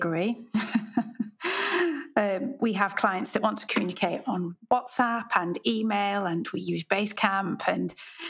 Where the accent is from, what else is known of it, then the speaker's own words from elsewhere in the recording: United Kingdom; So as a British designer, I have many times explored platforms that are designed for international markets.